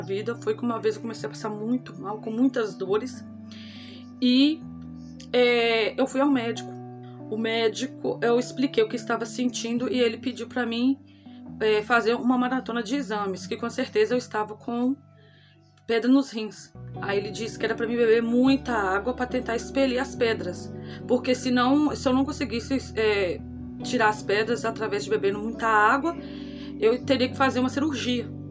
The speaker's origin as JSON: {"language": "Portuguese", "town": "Acaiaca", "region": "Minas Gerais", "country": "Brazil", "said": "sou da cidade de Acaiaca, Minas Gerais"}